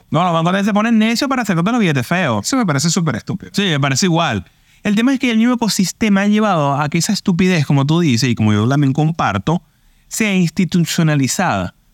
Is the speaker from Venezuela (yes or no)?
yes; Venezuela; intercalado, porque somos venezolanos, en tres panas.